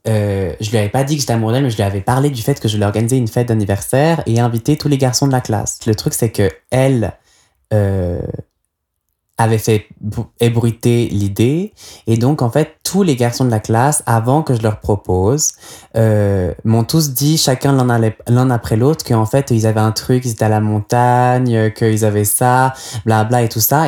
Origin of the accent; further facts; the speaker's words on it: Nyon, Vaud, Switzerland; j'ai grandi à Nyon, dans les Hauts de Nyon, dans une vieille maison des années 20 avec un grand jardin.